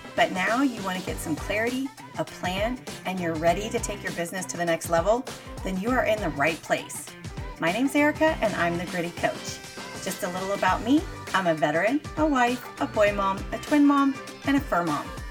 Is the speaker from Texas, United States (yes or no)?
yes; Dallas, Texas, United States; I was born and raised in Dallas, Texas